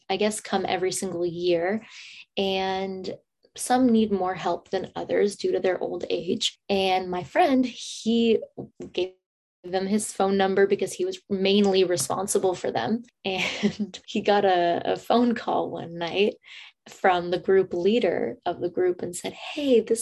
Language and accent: English; San Francisco, California, United States; most of my life, I grew up in San Francisco